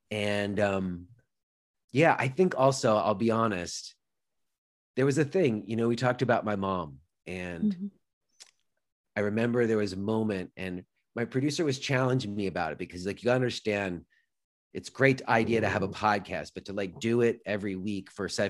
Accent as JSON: {"language": "English", "town": "New York City", "region": "New York", "country": "United States", "tie": "born or raised there", "said": "You know, I grew up in New York City in the 90s."}